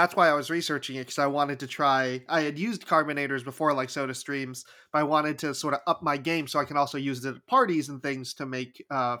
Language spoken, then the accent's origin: English; New York, United States; I'm a New Yorker